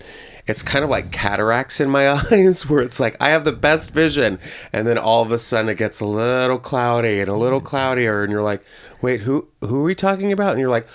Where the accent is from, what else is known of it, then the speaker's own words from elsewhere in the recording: San Antonio, Texas, United States; now in Los Angeles, United States; I moved out here 2005 from Texas.